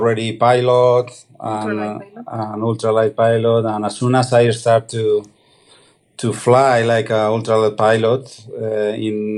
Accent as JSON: {"language": "English", "region": "Aragon", "country": "Spain", "said": "Well, obviously we are from Spain. We live in Aragon."}